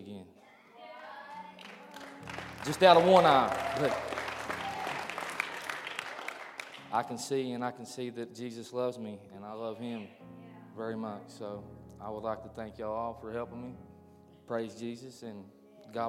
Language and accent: English; Mingo County, West Virginia, United States; also born or lived in Hurricane, West Virginia; I'm from right here in Hurricane. Yeah. I grew up in Mingo County